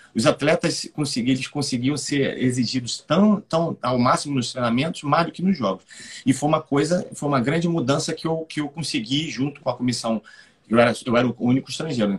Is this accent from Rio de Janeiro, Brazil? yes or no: yes; Rio de Janeiro, Brazil; eu sou do Rio de Janeiro